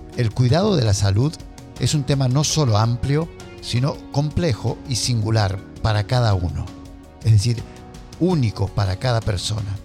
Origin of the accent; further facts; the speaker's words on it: Argentina; Me crié en Argentina